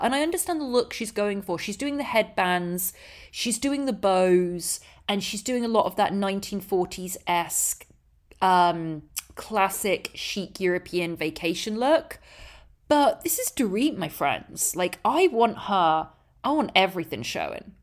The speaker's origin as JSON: {"language": "English", "region": "England", "country": "United Kingdom", "moved": "yes", "said": "I'm English"}